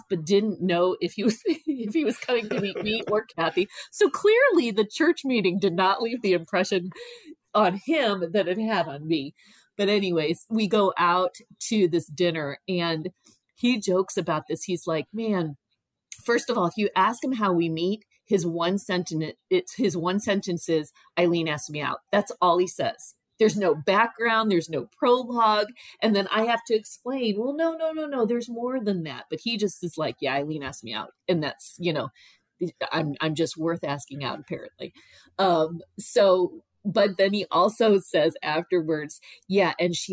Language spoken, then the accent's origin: English; Cuyahoga Falls, Ohio, United States; where I grew up in Cuyahoga Falls